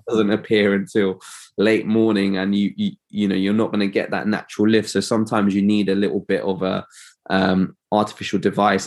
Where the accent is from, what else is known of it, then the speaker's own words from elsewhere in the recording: London, United Kingdom; I'm an optometrist from London.